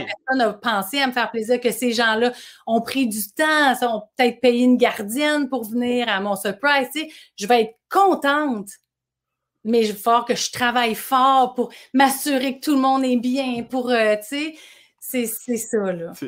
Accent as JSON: {"language": "French", "town": "Boucherville", "region": "Quebec", "country": "Canada", "tie": "born or raised there", "said": "toute mon enfance à Boucherville."}